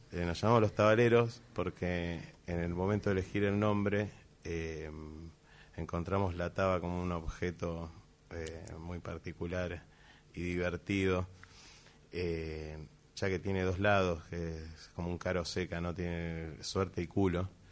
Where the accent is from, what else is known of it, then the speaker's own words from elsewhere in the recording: Buenos Aires, Argentina; siendo porteños desde acá